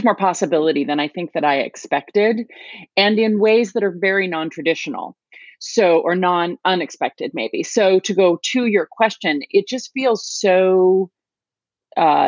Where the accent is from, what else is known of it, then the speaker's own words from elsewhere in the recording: United States; moved away as an adult; now in North Carolina, United States; grew up, was born and raised in Washington as well.